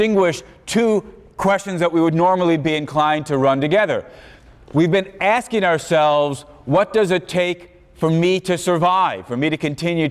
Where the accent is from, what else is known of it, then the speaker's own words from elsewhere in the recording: Chicago, Illinois, United States; growing up in Chicago